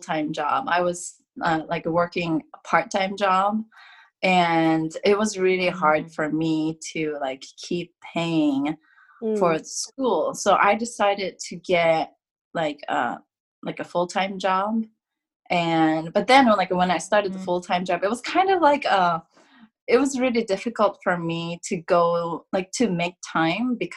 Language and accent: English; Kanagawa, Japan; moved away as an adult; now in Ohio, United States; So I used to live in Kanagawa. I'm from Kanagawa originally.